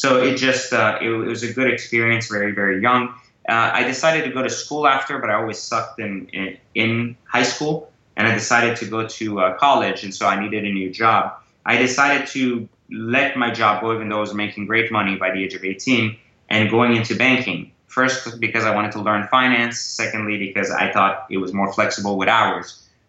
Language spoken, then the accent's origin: English; Iran; born there; moved away; also born or lived in France; I was born in Iran and actually migrated to France as a result of the revolution.